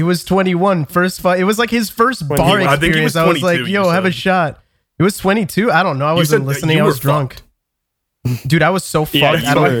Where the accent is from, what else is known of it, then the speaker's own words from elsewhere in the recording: Canada; I'm Canadian.